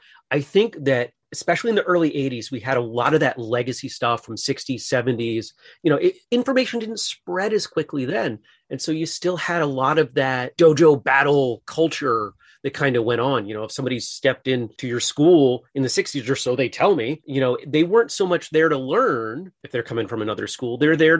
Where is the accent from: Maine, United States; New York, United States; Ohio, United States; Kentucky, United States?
Maine, United States; I grew up in Maine, went to college in Massachusetts.